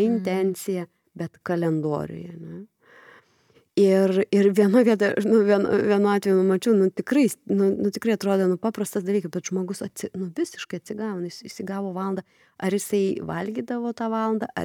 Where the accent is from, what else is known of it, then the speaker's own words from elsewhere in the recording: Lithuania; mes lietuviai tokie